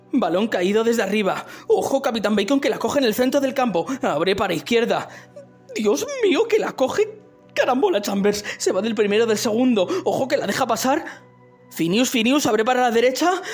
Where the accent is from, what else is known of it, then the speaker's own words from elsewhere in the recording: Málaga, Andalusia, Spain; now in Madrid, Spain; yo como no soy de Madrid, pues siempre el que no es de Madrid siempre tiene el, recurso fácil ese de decir el de su ciudad de nacimiento, en mi caso es el Málaga